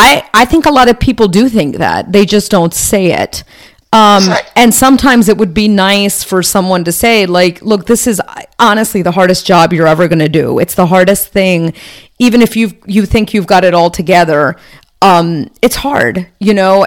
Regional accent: United States; I'm Indian and I'm the first one born, you know, in this country

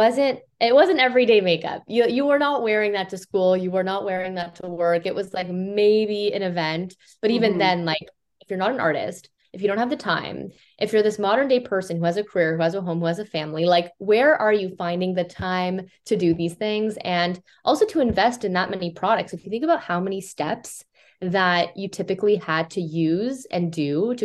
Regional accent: Toronto, Ontario, Canada; We're Toronto Canadian.

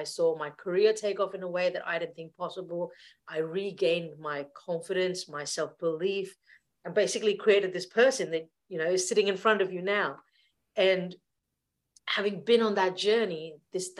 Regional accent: India; moved away; I grew up in India back in the 1980s

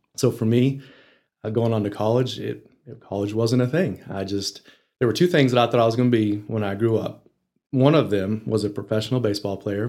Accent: Dalhart, Texas, United States; also born or lived in Lubbock, Texas; I was raised in Dalhart. I, I was born in Lubbock

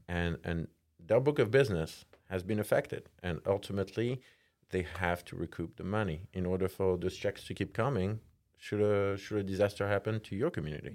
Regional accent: France; English is a second language; moved away as an adult; I'm from France. moved here about, like, uh, fifteen years ago

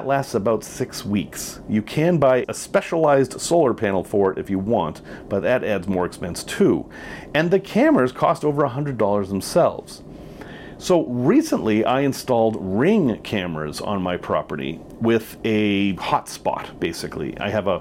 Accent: United States; I am an American

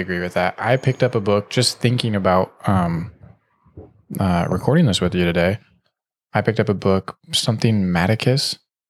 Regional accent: Stockton, California, United States; I lived in Northern California a lot. Stockton.

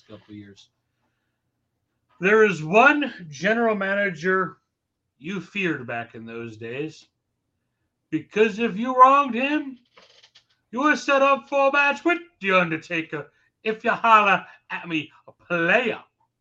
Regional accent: New York, United States; it is from my home state of New York, where I grew up drinking that stuff

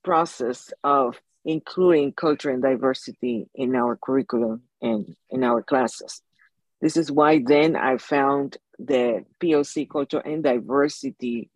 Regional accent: Panama; moved away as an adult; now in Hawaii, United States; was born and raised in Panama. I left my country when I was 28 years old

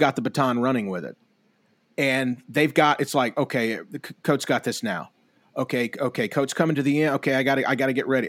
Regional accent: Tupelo, Mississippi, United States; a man who I grew up with here in Tupelo

